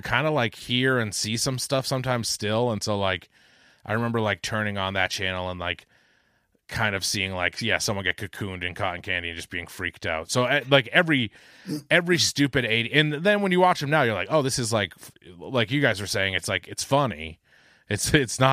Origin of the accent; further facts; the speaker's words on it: Boston, Massachusetts, United States; accent: Boston; My Boston accent's back